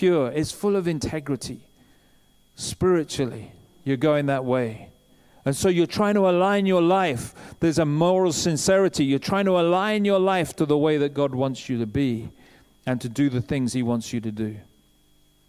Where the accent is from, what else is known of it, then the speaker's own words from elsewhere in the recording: England, United Kingdom; we're English